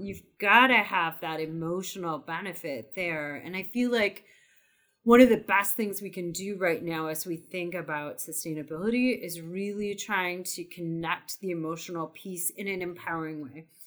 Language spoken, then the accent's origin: English; Wisconsin, United States; also born or lived in California; now in Vermont, United States; I'm originally from Wisconsin via California to Vermont